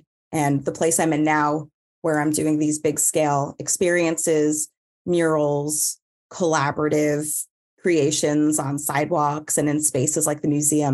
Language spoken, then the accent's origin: English; New York, United States; Growing up in New York and having, you know, being around art